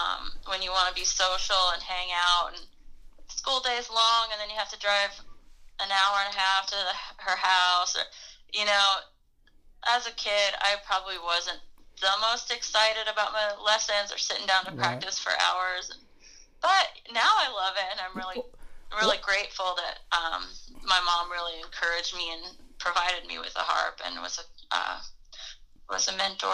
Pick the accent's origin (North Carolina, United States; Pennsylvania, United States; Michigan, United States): North Carolina, United States; Asheville; also born or lived in Cleveland County, North Carolina; now in Los Angeles, United States; I grew up in Asheville when I was a child. And then we moved to Cleveland County, in 1991, when I was 11.